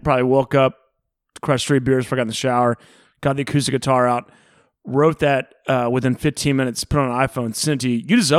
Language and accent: English; Houston, Texas, United States; At Texas, Houston.